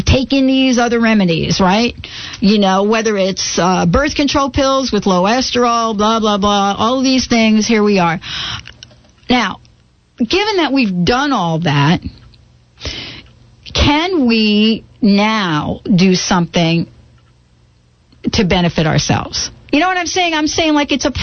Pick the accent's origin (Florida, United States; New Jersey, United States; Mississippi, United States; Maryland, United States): New Jersey, United States; Growing up in New Jersey